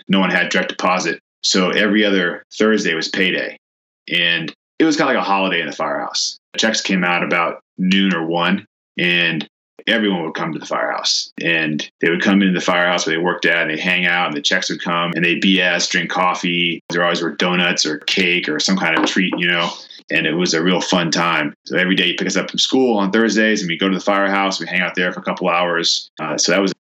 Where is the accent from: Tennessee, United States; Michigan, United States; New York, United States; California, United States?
California, United States; Oakland; also born or lived in Milwaukee, Wisconsin; My parents raised me here in Oakland. They still live here in Oakland. I still live here in Oakland